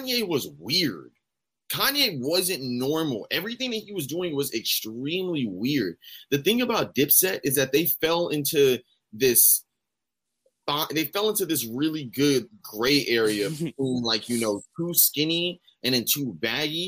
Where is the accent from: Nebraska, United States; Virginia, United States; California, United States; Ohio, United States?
Virginia, United States; I'm an Aries from Virginia.